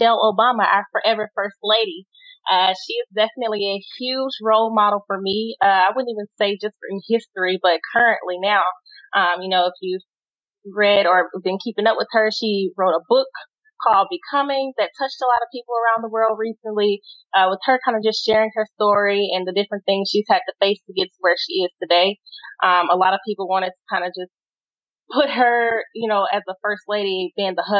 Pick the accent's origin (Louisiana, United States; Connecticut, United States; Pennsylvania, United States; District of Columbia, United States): Louisiana, United States; moved away as an adult; now in Texas, United States; I'm from Louisiana originally. Spent my whole life there before joining the military